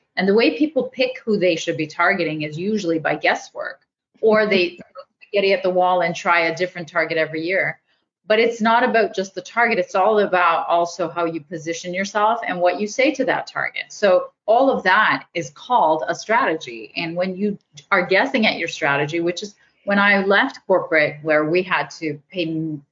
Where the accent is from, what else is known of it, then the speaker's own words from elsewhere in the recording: Canada; I'm Canadian